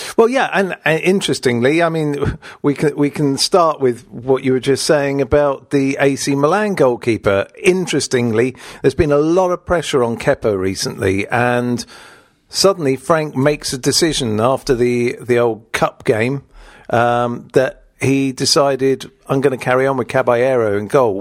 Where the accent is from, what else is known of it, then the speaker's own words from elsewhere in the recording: England, United Kingdom; I was born in England, although I've got no English blood, really